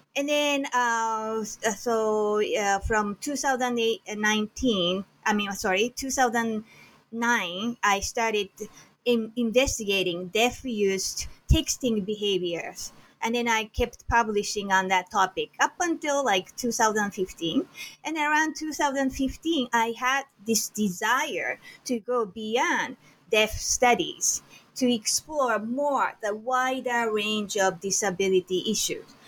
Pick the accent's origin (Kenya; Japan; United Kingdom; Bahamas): Japan; moved away as an adult; now in Hilo, United States; originally, I was born and raised in Japan, and I immigrated to the United States at age 28